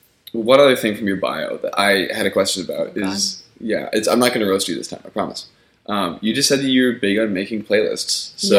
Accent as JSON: {"language": "English", "area": "Seattle area", "region": "Washington", "country": "United States", "moved": "yes", "said": "I'm from, like, from Seattle area."}